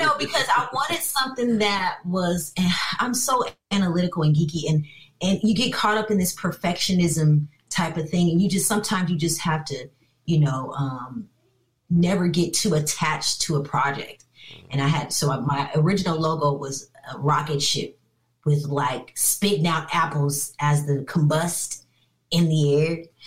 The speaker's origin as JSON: {"language": "English", "town": "Inglewood", "region": "California", "country": "United States", "tie": "born or raised there", "also_born_or_lived": "Long Beach, California", "said": "I actually was born and raised in Inglewood, California"}